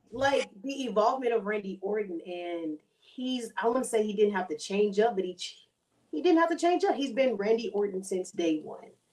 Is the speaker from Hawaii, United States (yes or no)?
no; Houston, Texas, United States; moved away as an adult; now in San Antonio, United States; I moved from Houston to San Antonio to be in her school